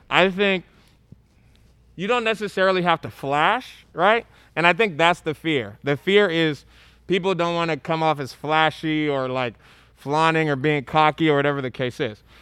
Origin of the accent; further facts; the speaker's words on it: Monrovia, Montserrado, Liberia; now in United States; I'm from Liberia, uh, Monrovia, Liberia